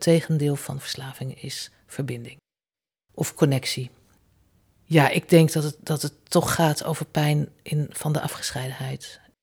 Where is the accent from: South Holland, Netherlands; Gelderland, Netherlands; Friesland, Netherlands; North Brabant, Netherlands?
Gelderland, Netherlands; Zutphen; Als kind wonen wij in Zutphen naast de bibliotheek